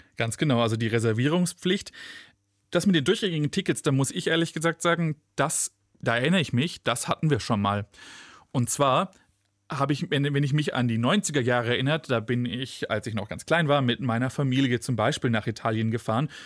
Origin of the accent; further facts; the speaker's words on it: Stuttgart, Baden-Württemberg, Germany; von Stuttgart, meiner Heimatstadt, ähm, wo ich geboren bin